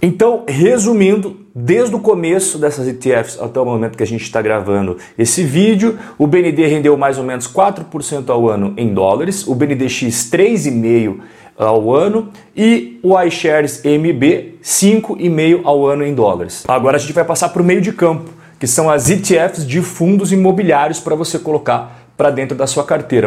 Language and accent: Portuguese; Brazil; nós somos brasileiros